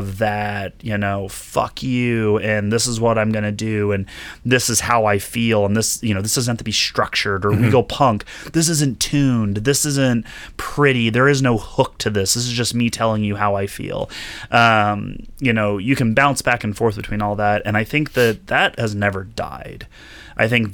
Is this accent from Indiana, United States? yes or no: yes; Bloomington, Indiana, United States; In 1983, I was born in Bloomington, Indiana at Indiana University